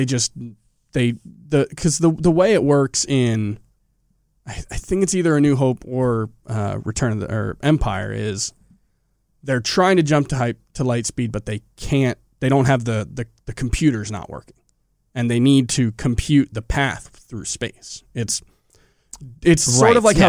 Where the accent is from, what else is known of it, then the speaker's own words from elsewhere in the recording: Scotland, United Kingdom; But I am also Scottish.